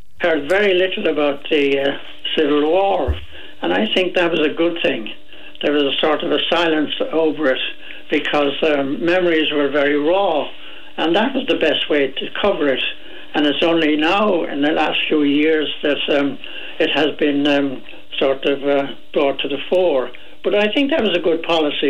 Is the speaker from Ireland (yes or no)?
yes; Dublin, Leinster, Ireland; I was from Dublin.